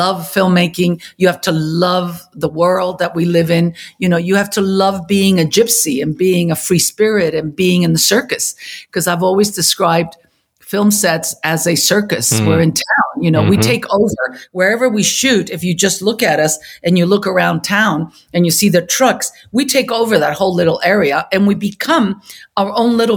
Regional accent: Chile; moved away; I was born and raised in Chile

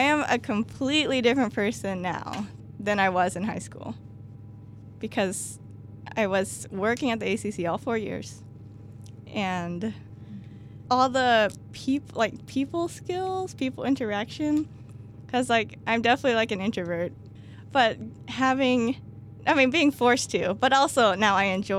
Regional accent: Western Kentucky, United States; moved away as an adult; now in Bloomington, United States; I'm from Western Kentucky.

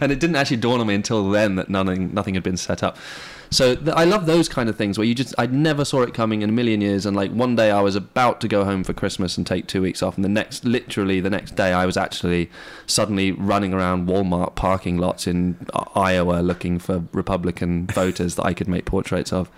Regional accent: England, United Kingdom; moved away; I grew up in England

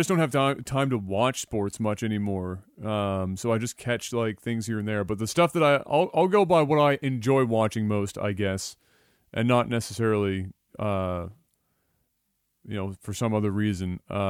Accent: Canada; Is hockey. I'm Canadian.

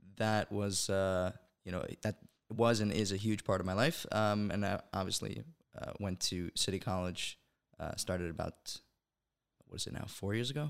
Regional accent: Monsey, New York, United States; moved away as an adult; also born or lived in Brooklyn, New York; now in Israel; I was originally born in Brooklyn, New York. Uh, my family and I moved to Muncie, New York, uh, when I was about twelve

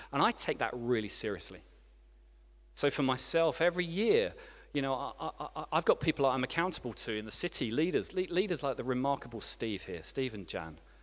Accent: England, United Kingdom; moved away as an adult; also born or lived in France; as an English person who had just arrived

